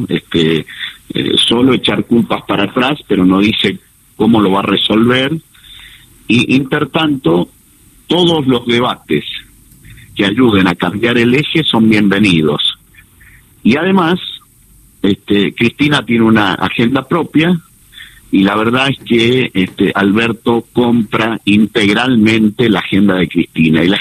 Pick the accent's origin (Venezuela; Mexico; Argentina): Argentina; Valle de Uco, Mendoza; Soy nacido y criado ahí en el Valle de Uco